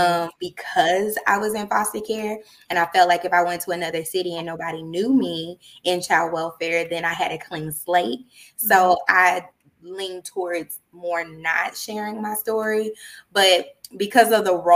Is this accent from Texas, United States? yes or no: yes; Dallas, Texas, United States; also born or lived in Austin, Texas; I'm originally from Dallas, Texas